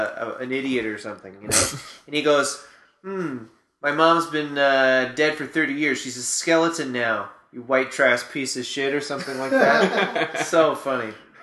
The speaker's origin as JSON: {"language": "English", "town": "Orangeville", "region": "Ontario", "country": "Canada", "tie": "born or raised there", "said": "I grew up near Orangeville."}